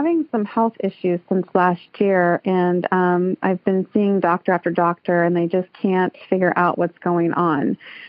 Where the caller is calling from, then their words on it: Alamo, California, United States; I'm calling from Alamo, California.